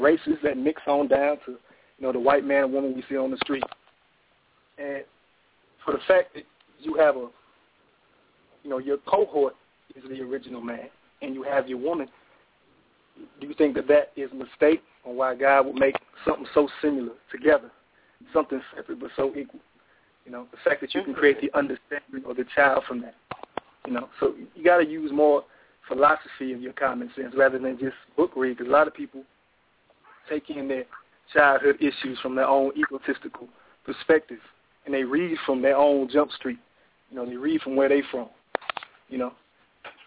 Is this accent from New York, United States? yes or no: no; Tulsa, Oklahoma, United States; I'm from Tulsa, Oklahoma.